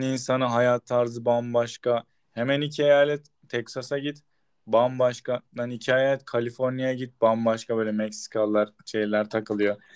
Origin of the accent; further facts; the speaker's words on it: Turkey; biz Türk'üz